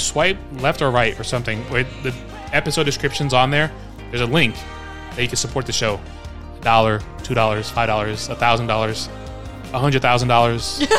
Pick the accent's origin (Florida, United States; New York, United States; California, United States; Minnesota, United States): New York, United States; New York City; accent: New York; moved away; It reminded me of home, mm-hmm. of New York City, growing up in New York.